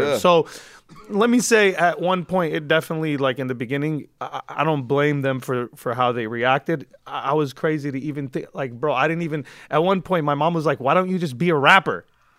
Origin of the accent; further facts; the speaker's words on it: California, United States; Like, I'm from the Valley, but, like, nobody was able to use that against me because I was in Compton, in South Central, in Inglewood